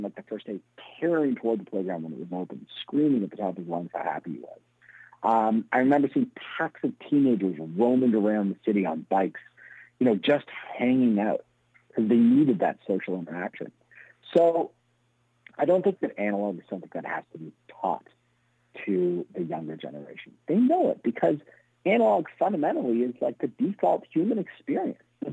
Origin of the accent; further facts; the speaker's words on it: Toronto, Ontario, Canada; also born or lived in Montreal; I grew up in Toronto, but I went to university in Montreal.